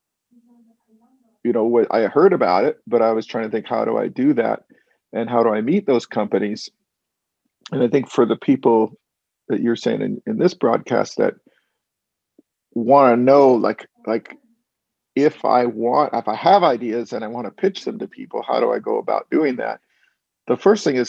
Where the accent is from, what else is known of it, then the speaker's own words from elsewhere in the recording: Walnut Creek, California, United States; I'm actually from a suburb of San Francisco called Walnut Creek